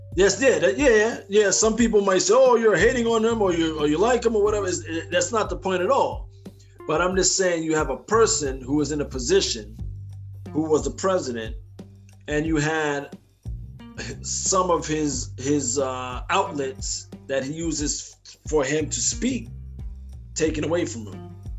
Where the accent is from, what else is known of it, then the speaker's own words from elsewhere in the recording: United States; as American people